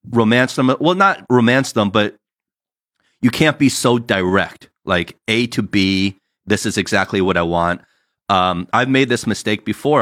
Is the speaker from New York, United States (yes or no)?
no; New Jersey, United States; now in California, United States; us growing up in Jersey